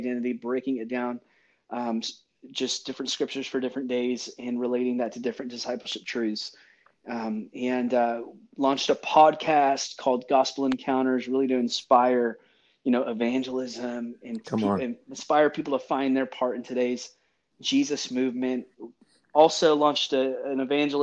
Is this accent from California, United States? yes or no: yes; Central California, United States; moved away as an adult; also born or lived in Seattle, Washington; now in Nashville, United States; I grew up born and raised in California